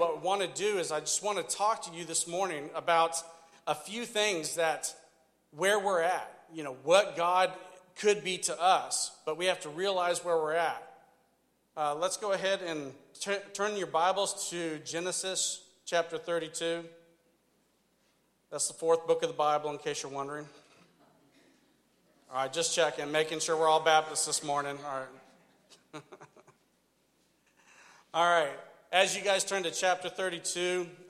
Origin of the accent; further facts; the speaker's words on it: the South, United States; accent: redneck; I grew up in the South, so just bear with me. I do speak full-blown redneck